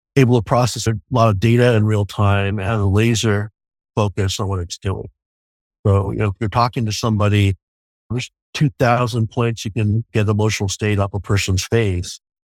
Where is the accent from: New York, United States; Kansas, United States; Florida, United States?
New York, United States; moved away; also born or lived in Ningbo, China; I'm a kid from New York